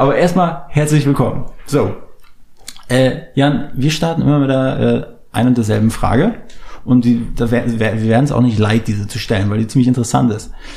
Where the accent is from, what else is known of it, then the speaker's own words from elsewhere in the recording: near Schwerin, Mecklenburg-Vorpommern, Germany; now in Berlin, Germany; wir kommen ja auch aus dem Norden, aus MacPom